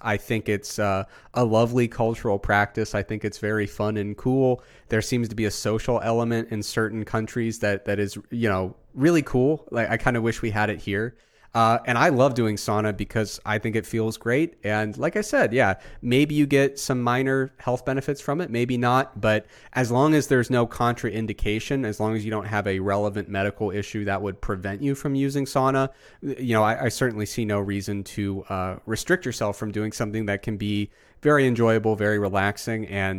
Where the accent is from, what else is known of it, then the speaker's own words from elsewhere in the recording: Midwest, United States; But because I'm from the Midwest, I cannot be rude.